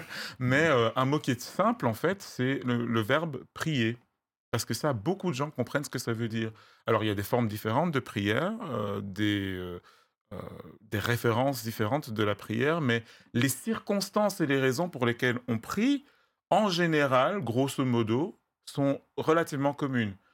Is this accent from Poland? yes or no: no; West, Cameroon; first language Bamum; French is a second language; je suis originaire du Cameroun. Je viens d'une, d'une région qui a eu sa langue depuis, depuis des siècles